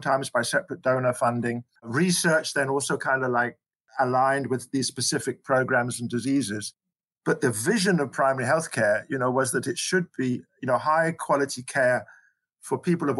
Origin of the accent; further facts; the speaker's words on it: Scotland, United Kingdom; moved away as an adult; now in South Africa; I came here from Scotland, actually, originally, where I trained as a general practitioner